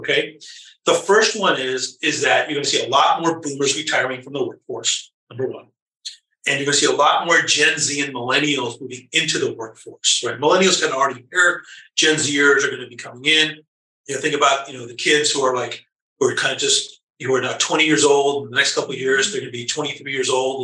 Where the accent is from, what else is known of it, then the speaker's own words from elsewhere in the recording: Los Angeles, California, United States; I was born and raised in Southern California, in the LA area